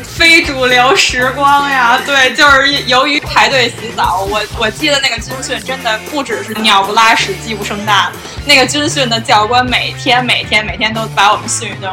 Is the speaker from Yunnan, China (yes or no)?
no; Beijing, China; 因为我是北京人